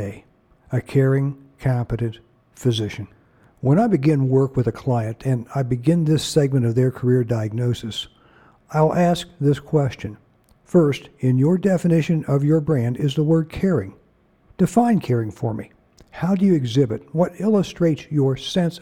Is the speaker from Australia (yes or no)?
no; Ohio, United States; I'm from Ohio